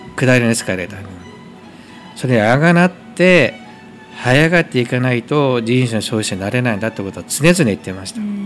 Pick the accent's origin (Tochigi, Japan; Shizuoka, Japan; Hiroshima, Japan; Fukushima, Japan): Fukushima, Japan; Koriyama; moved away as an adult; 生まれ育ちは福島県郡山市ですね